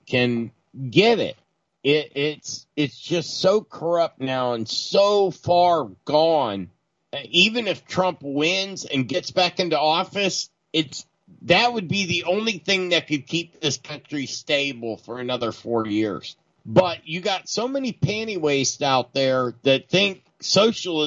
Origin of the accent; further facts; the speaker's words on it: United States; I'm an American